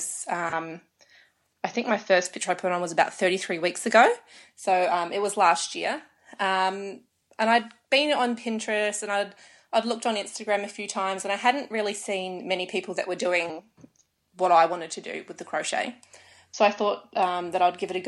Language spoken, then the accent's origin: English; Australia; I was born in Australia.